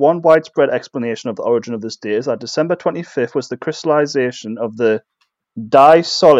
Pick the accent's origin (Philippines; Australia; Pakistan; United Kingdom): United Kingdom; England; I'm English.